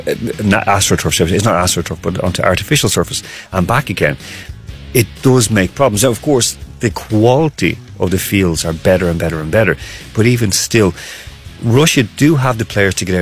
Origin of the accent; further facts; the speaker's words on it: Ireland; I'm an Irish person